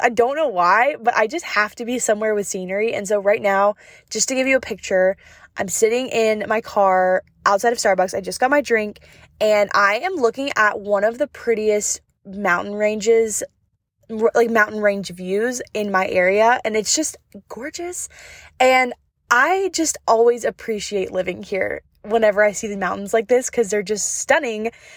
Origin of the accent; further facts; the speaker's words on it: North Carolina, United States; I'm from North Carolina, like, in the mountains